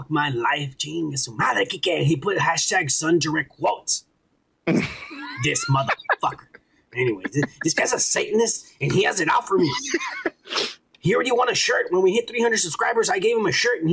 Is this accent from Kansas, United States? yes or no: no; Texas, United States; I'm from Texas and the border